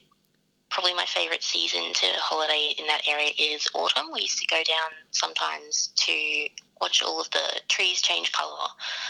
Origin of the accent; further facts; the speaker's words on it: Ipswich, Queensland, Australia; Ipswich local, born and raised.